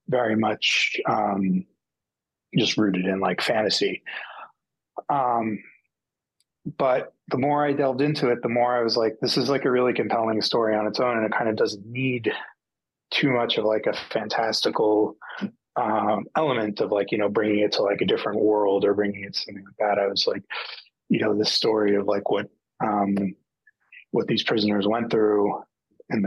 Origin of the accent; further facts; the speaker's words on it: United States; growing up in America where I did